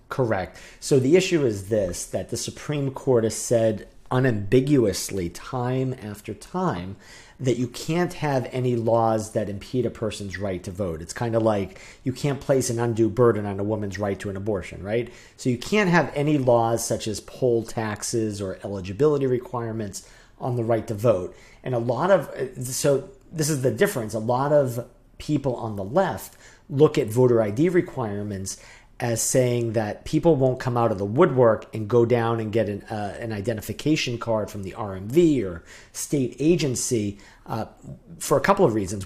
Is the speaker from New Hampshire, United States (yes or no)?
yes; New Hampshire, United States; I grew up in New Hampshire.